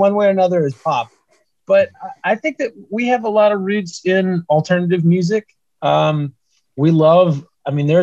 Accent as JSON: {"language": "English", "town": "Atlanta", "region": "Georgia", "country": "United States", "tie": "born or raised there", "moved": "yes", "lives_now": "Nashville, United States", "said": "I originally grew up in Atlanta, Georgia, but I've been here in Nashville, Tennessee for a long time"}